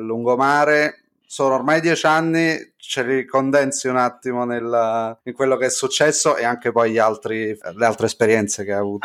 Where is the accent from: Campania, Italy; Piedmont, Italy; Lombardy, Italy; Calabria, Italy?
Campania, Italy; Naples; Noi, essendo napoletani